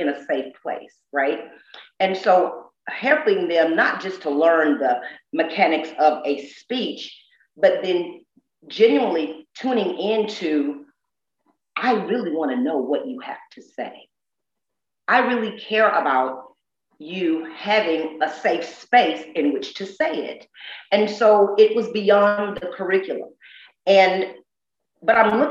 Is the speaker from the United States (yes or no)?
yes; the South, United States; I'm so deep from the South.